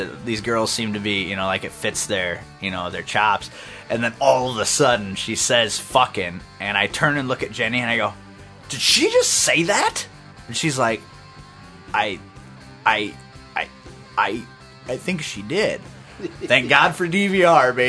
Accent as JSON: {"language": "English", "country": "United States", "said": "being an American"}